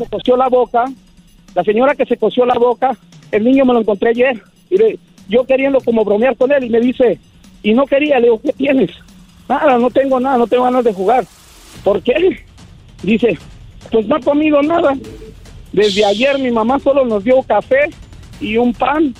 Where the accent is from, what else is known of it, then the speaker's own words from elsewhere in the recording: Michoacán, Mexico; also born or lived in United States; soy de Michoacán